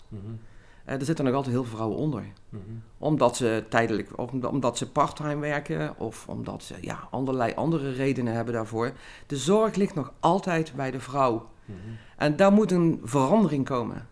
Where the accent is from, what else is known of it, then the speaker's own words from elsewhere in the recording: Limburg, Netherlands; also born or lived in Rotterdam; als Limburger